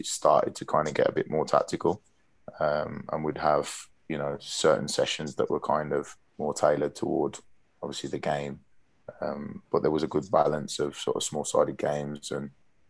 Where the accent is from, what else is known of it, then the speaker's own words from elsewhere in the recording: Birmingham, West Midlands, United Kingdom; we're from Birmingham